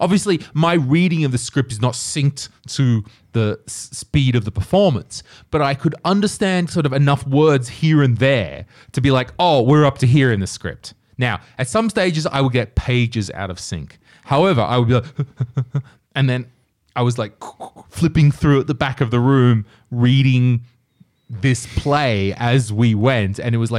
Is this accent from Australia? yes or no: yes; Australia; I'm bringing my Estonian friend, but I'm Australian. I don't speak Estonian